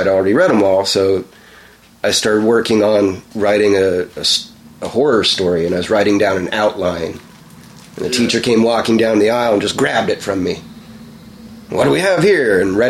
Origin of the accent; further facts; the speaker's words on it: Anaheim, California, United States; also born or lived in North Dakota; So yeah, Cali. Anaheim, California.